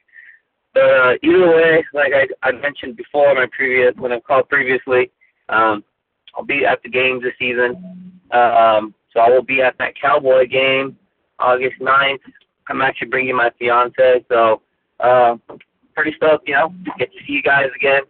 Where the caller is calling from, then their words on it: Orange County, California, United States; I'm usually calling in from Orange County, but now I'm calling in from Marietta.